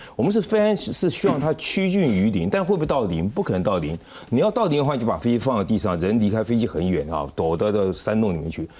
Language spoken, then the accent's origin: Chinese; Gangshan, southern Taiwan, Taiwan; 像我以前小时候在 南部